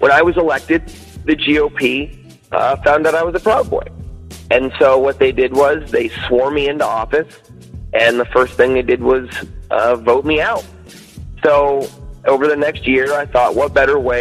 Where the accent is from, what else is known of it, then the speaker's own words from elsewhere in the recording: Citrus Heights, California, United States; also born or lived in Carmichael, California; I'm a long-term Sacramento native. I've grown up here my whole life. I was born and raised in Citrus Heights area